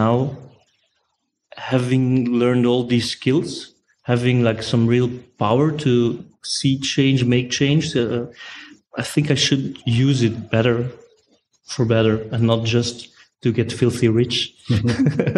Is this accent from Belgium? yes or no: yes; Brussels, Brussels-Capital Region, Belgium; I'm from Brussels.